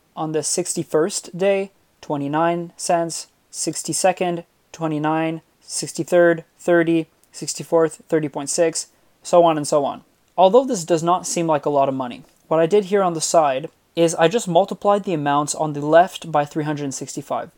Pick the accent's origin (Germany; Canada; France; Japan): Canada; Montreal, Quebec; I'm from Montreal